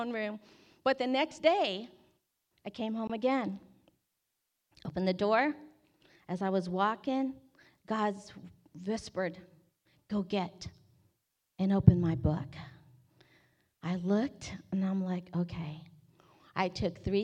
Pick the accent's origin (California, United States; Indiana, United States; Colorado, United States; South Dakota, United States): California, United States; Bay Area; I grew up in the Bay Area